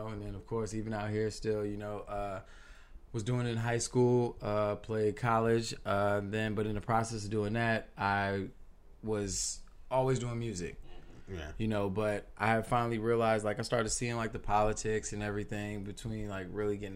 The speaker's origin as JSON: {"language": "English", "town": "New York City", "region": "New York", "country": "United States", "tie": "born or raised there", "said": "I'm from New York and whatnot. You know, I was born in Queens"}